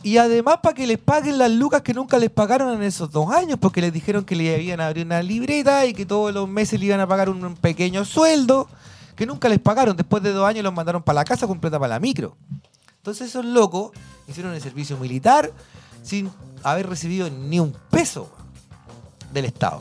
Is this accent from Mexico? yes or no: no; Chile